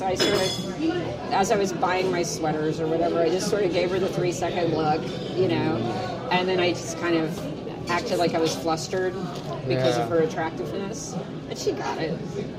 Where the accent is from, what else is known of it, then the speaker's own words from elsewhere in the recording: Mississippi, United States; I was born in Mississippi in the 1960s.